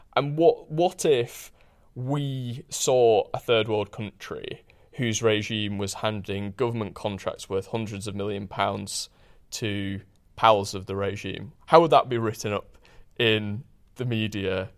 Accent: Huddersfield, Yorkshire and the Humber, United Kingdom; I grew up in Huddersfield, which is a town in, in West Yorkshire

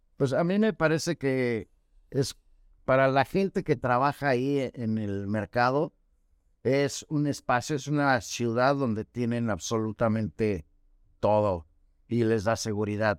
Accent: Mexico City, Mexico; moved away as an adult; now in Mérida, Mexico; llevo 17 años viviendo en Mérida, pues vengo de la Ciudad de México

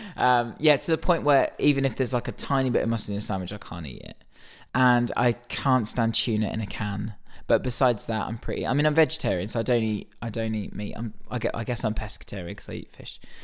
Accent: Reading, South East England, United Kingdom; growing up in Reading, going to Reading Festival

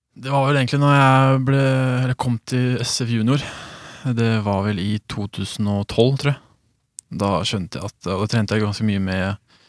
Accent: Sandefjord, Vestfold, Norway; also born or lived in Sweden; jeg flytta hit da jeg var eh, to, så jeg har bodd her nesten hele livet.

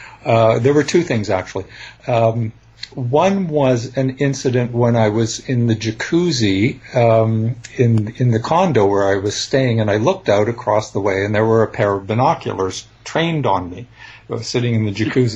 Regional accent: Canada; I'm a Canadian

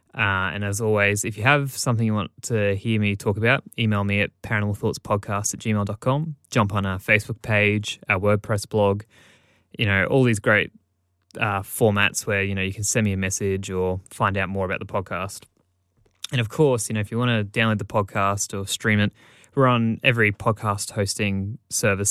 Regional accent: Australia; I, as an Australian

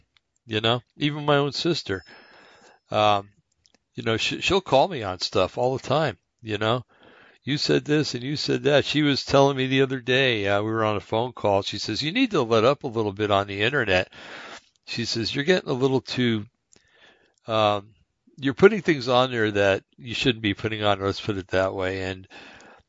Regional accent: East Rutherford, New Jersey, United States; moved away; brought up back in New Jersey, and I know I've told you guys this plenty of times, Bergen County, New Jersey, a little town called East Rutherford

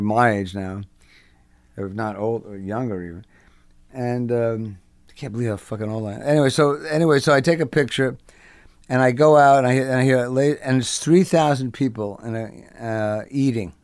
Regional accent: Englewood, New Jersey, United States; also born or lived in Brooklyn, New York; I was born in Brooklyn. I'm a New Yorker. And then they moved to New Jersey, and I was raised there

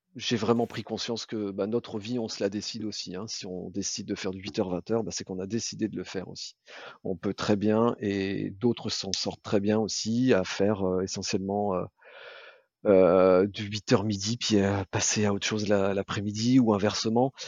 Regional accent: Brittany, France; je suis moi originaire de Bretagne

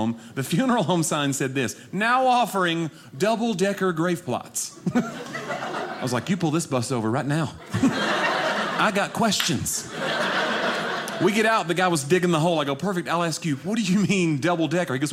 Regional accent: Nashville, Tennessee, United States; I am from Nashville, Tennessee

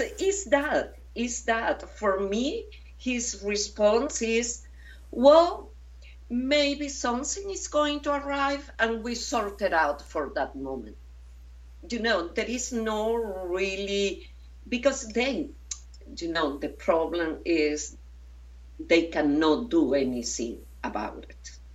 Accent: Venezuela; moved away as an adult; now in Paris, France; I am from Venezuela. I live in Paris. I'm, you know, I'm living in Paris for 36 years. I went to study, and then I stayed there.

